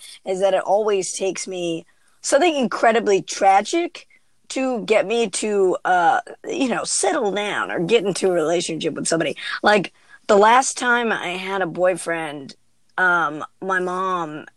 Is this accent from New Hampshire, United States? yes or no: yes; New Hampshire, United States; I'm from New Hampshire. I went to a public school